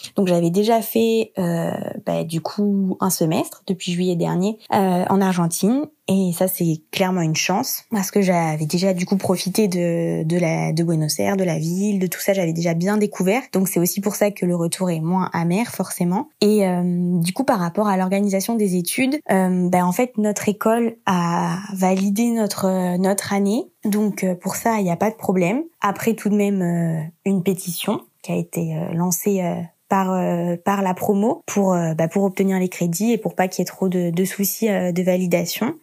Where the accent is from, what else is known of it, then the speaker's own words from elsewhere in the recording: France; j'étais partie de France en janvier, début janvier